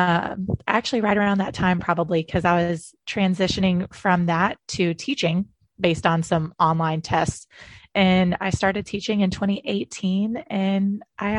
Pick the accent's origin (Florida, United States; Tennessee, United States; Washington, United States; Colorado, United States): Florida, United States; Tallahassee; also born or lived in Orlando, Florida; But I was born and raised in North Florida in Tallahassee